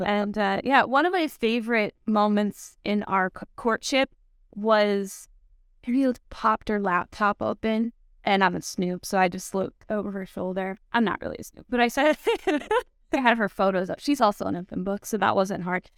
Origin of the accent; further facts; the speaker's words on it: Texas, United States; I grew up in Texas